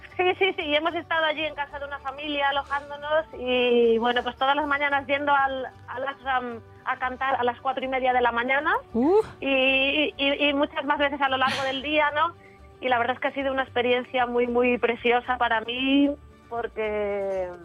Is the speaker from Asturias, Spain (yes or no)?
yes; San Antolín de Ibias, Asturias, Spain; moved away; ahora mismo estoy aquí en mi pueblo, en San Antolín